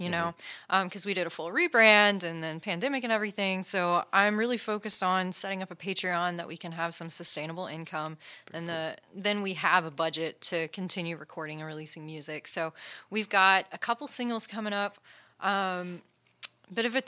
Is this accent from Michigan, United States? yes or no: no; Newnan, Georgia, United States; that's my hometown, like that's where I grew up.